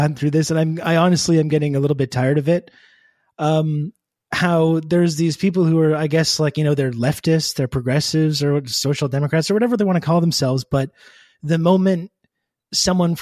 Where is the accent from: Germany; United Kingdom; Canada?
Canada; I am actually Canadian